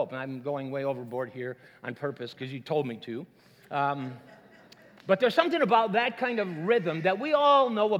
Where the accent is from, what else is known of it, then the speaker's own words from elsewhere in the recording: Minnesota, United States; moved away; I'm from Minnesota